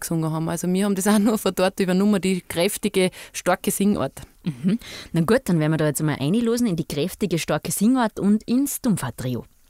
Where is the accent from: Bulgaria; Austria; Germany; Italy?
Austria; Eidenberg, Upper Austria; wir sind aus Eidenberg